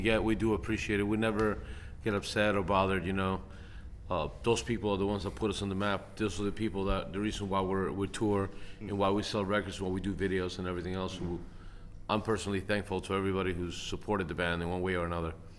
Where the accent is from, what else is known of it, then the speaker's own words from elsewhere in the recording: United States; I'm proud to be an American